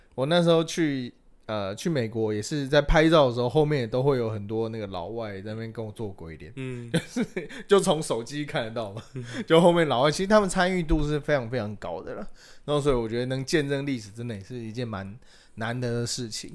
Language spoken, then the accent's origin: Chinese; Taiwan; 我们台湾人形立牌应该会是什么林香、李多惠